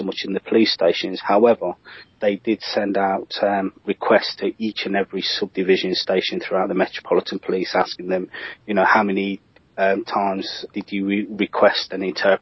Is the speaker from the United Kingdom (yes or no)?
yes; Leicester, East Midlands, United Kingdom; I come from Leicester